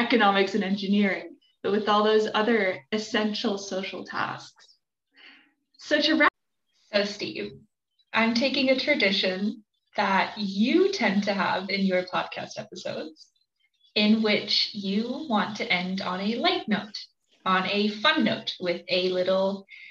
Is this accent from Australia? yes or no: no; Germany; moved away; I grew up in Germany